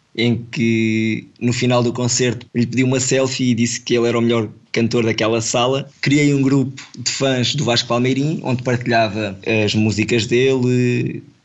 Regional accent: Portugal; somos dois da mesma vila, somos de Cruz, e conhecemos desde novinhos

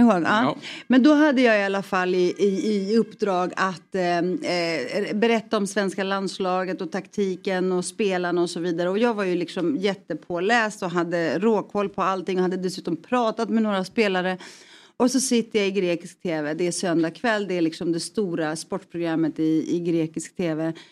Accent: Stockholm, Stockholm County, Sweden; i Rinkeby jag, jag snackar jugoslaviska med honom

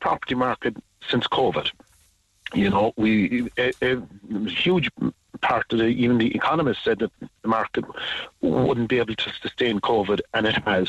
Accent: Ireland; as Irish people

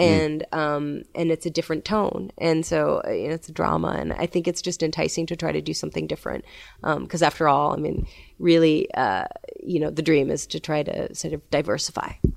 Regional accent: New York City, New York, United States; I'm from New York City

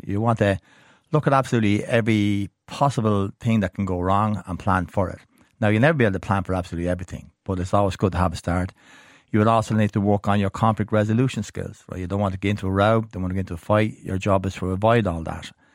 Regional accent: Ireland; being Irish

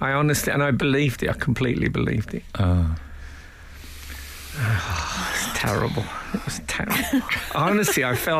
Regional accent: Birmingham, West Midlands, United Kingdom; When I was growing up in Birmingham

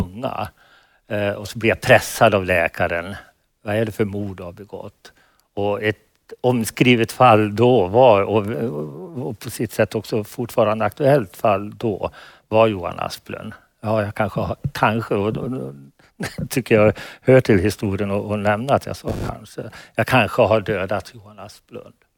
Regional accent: Falun, Dalarna County, Sweden; i Falun, min hemstad

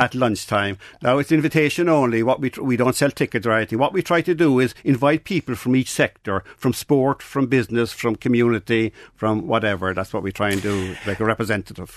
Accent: Mallow, Munster, Ireland; I grew up in Narcock in Mallow

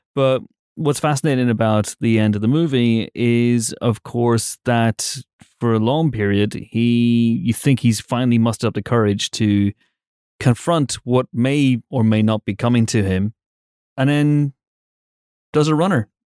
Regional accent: United Kingdom; we're British

